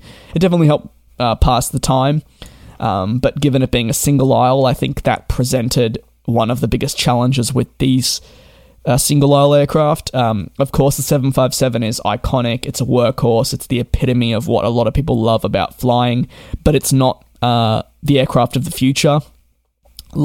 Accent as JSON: {"language": "English", "country": "Australia", "tie": "born or raised there", "said": "being an Australian myself, growing up"}